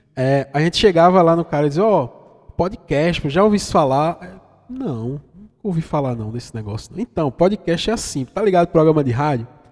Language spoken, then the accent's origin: Portuguese; Vitória de Santo Antão, Pernambuco, Brazil; Esse meu sotaque não é à toa, é que eu sou de uma cidadezinha do interior de Pernambuco, fica mais ou menos a 500 50 é, quilômetros, 500 não, 50 do Recife, que se chama Vitória de Santo Antão.